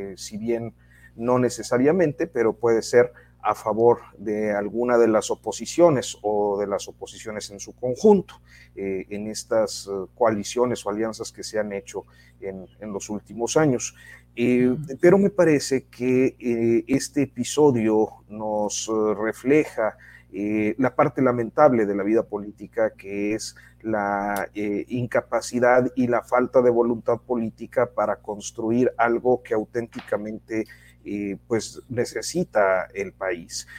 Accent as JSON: {"language": "Spanish", "country": "Mexico", "said": "somos los mexicanos"}